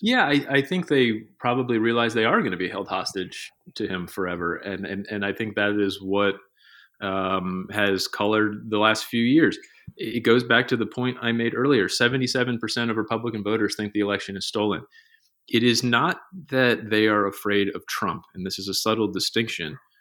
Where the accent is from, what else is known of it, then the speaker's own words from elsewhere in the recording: Johns Creek, Georgia, United States; my hometown is, is called Johns Creek